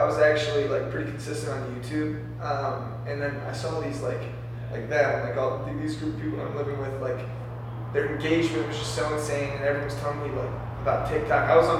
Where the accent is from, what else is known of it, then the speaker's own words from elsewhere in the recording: Maryland, United States; I'm from Maryland.